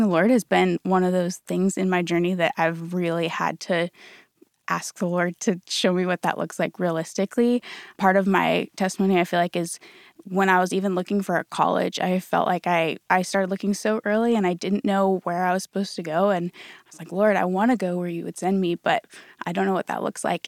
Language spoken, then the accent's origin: English; Colorado, United States; moved away as an adult; now in Dallas, United States; I'm from Colorado originally